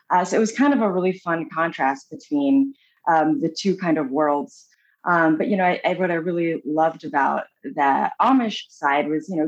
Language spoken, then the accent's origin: English; Japan; born there; I was born in Japan. My parents were missionaries, in Tokyo and, adopted me from Kyushu, Japan, which is like the lower island.